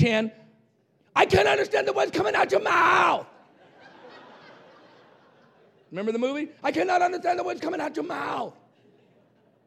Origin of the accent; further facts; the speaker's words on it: Roswell, New Mexico, United States; I was raised in Roswell, New Mexico, where the aliens landed